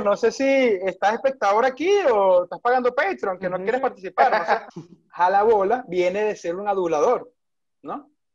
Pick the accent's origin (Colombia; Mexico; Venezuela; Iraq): Venezuela; moved away; somos orgullosamente venezolanos